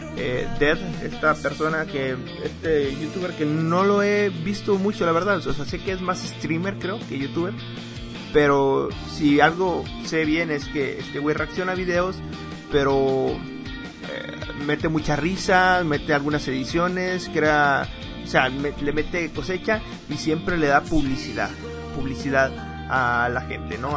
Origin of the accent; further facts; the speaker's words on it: Mexico; a mí también me interesa como mexicano